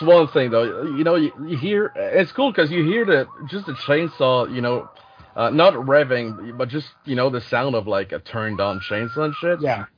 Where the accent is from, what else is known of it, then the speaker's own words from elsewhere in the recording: Canada; English is a second language; I'm I'm French Canadian